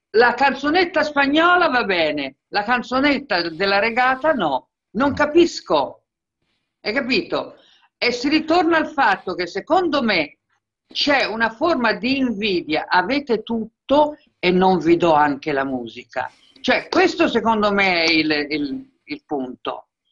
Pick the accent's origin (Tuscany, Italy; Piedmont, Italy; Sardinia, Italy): Tuscany, Italy; io sono toscana, si sente